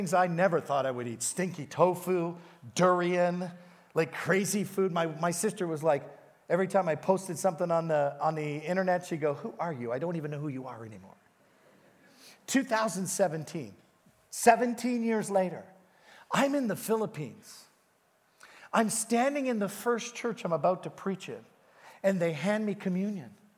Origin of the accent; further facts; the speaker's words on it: England, United Kingdom; now in Hamilton, Canada; I was born in England.